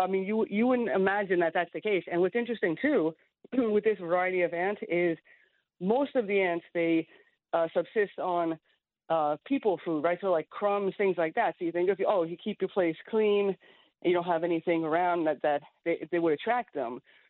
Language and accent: English; Long Island, New York, United States; I do remember growing up in Long Island